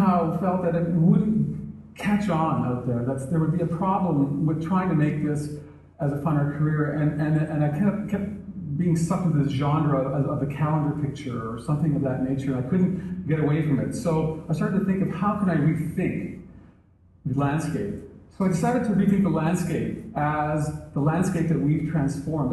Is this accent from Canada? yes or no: yes; Canada; as a Canadian. We had this great north, and there was a pretty small population, and my father was an avid outdoorsman, so I really had a chance to experience